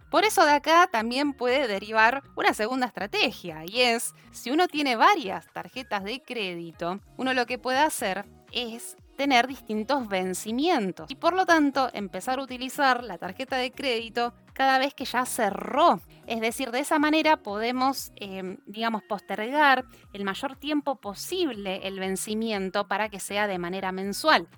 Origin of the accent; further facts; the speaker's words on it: Argentina; cada uno de nosotros como argentinos